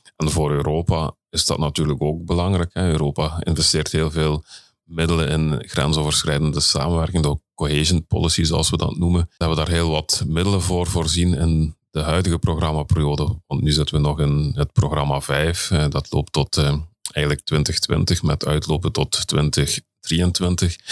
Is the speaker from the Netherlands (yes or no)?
no; Belgium; ik ben Belg en ik eh, werk in Nederland